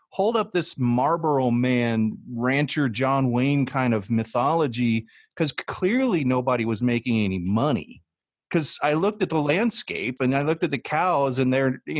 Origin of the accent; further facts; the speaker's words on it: Midwest, United States; because I was from the Midwest and we have grass.